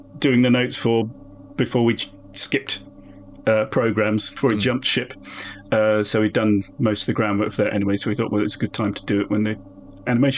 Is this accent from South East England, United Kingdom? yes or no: yes; Chatham, South East England, United Kingdom; I'm from the Medway towns. Yeah. Chatham born, Chatham bred, thick in the arm, thick in the head